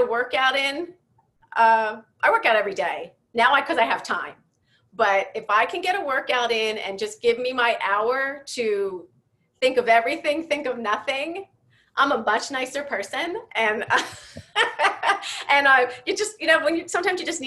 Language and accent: English; Philadelphia, Pennsylvania, United States; moved away; I'm from Philly originally